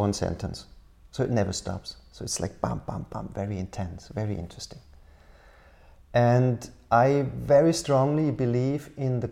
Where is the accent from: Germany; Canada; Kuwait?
Germany; Karlsruhe, Baden-Württemberg; moved away as an adult; also born or lived in Berlin / Helsinki; the city center of my hometown, Karlsruhe.